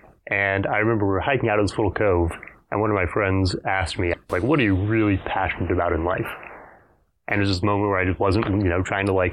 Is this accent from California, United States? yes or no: no; Fort Worth, Texas, United States; also born or lived in Houston, Texas; I've been in Texas my entire life. I grew up in Fort Worth, went to college in Houston.